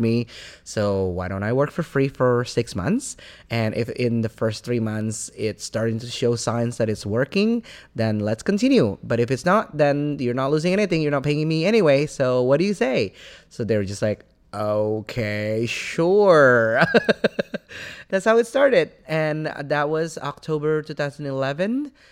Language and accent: English; Indonesia; moved away as an adult; now in Vancouver, Canada; I'm from Indonesia originally